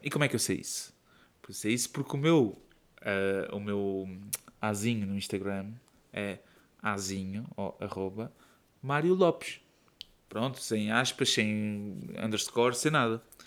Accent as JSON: {"language": "Portuguese", "region": "Setúbal", "country": "Portugal", "moved": "yes", "said": "eu sou de Setúbal"}